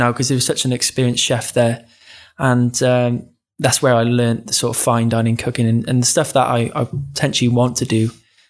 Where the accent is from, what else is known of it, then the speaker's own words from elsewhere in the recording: Cardiff, Wales, United Kingdom; Which is my hometown.